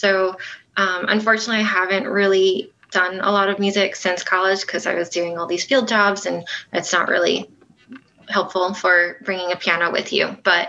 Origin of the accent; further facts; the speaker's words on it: Nassau County, Long Island, New York, United States; moved away as an adult; Yeah, so I'm from New York. I grew up there and never left until I went away to college.